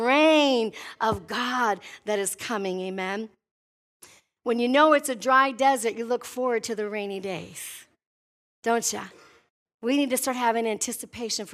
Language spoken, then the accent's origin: English; Midwest, United States; I'm from the Midwest where there's grass